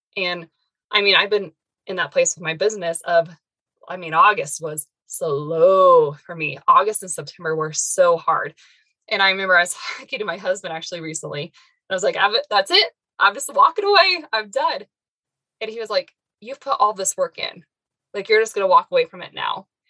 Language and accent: English; Arizona, United States; also born or lived in Northern Colorado; now in Colorado, United States; I originally was born and raised in Arizona, then moved up to Colorado, and I've been here ever since